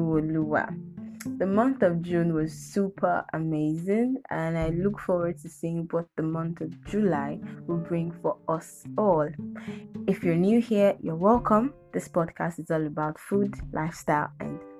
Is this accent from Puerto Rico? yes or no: no; Lagos, Nigeria; I'm from Lagos State, so you can say that I am Omo Yoruba.